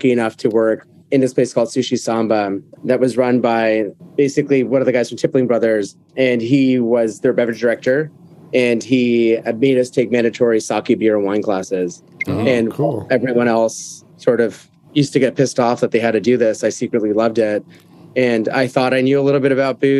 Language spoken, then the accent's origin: English; Miami, Florida, United States; moved away as an adult; also born or lived in Venezuela / New York City; now in London, United Kingdom; I was born in Venezuela, but grew up in the States. I moved to Miami when I was about 5